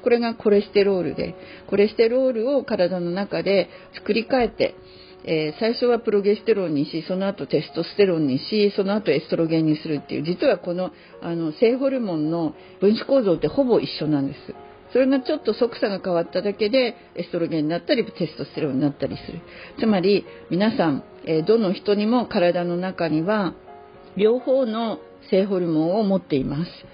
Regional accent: Hachinohe, Aomori, Japan; moved away; 青森県八戸市の私の実家に入っております

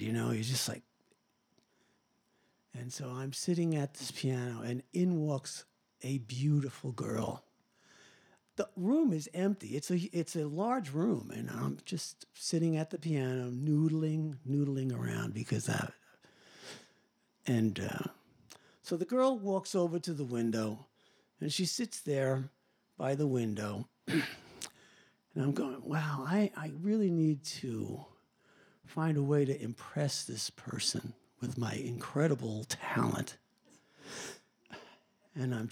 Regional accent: Long Island, New York, United States; I'm from Long Island

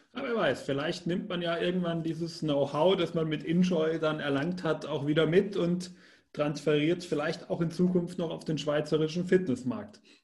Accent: Germany; Als Deutscher

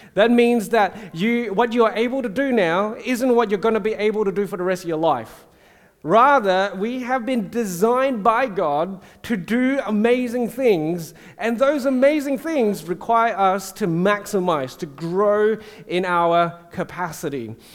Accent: Singapore; growing up in Singapore in the Methodist church

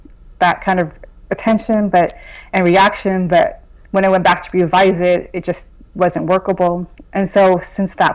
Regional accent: Southern California, United States; moved away as an adult; also born or lived in Boston; I'm originally from Southern California, so it was a big move for me to go from Southern California to Boston

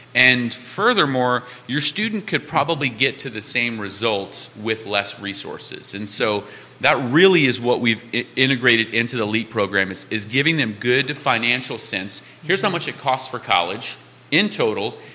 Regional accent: Cajun, Louisiana, United States; now in Charlottesville, United States; I'm a Cajun

